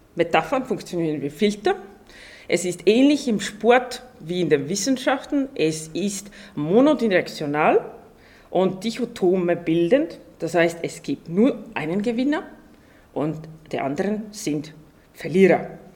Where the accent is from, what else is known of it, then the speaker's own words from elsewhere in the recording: Estonia; now in Austria; ich komme ja ursprünglich aus Estland